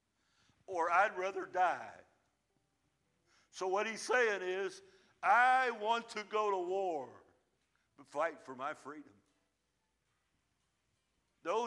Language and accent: English; United States; we're American